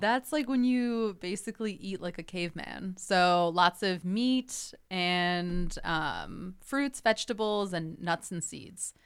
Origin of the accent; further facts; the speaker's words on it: Northbrook, Illinois, United States; I grew up in Northbrook, so that's a northwest suburb of Chicago